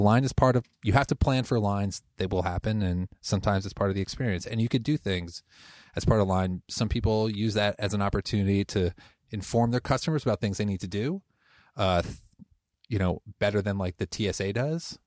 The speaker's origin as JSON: {"language": "English", "region": "Connecticut", "country": "United States", "moved": "as an adult", "lives_now": "Portland, United States", "said": "I'm originally from Connecticut, moved here about twelve years ago"}